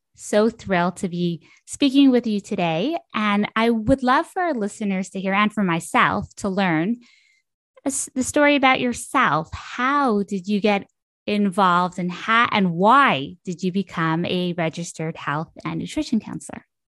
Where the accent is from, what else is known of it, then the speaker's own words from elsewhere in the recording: Ottawa, Ontario, Canada; moved away; also born or lived in Brooklyn; I'm from Ottawa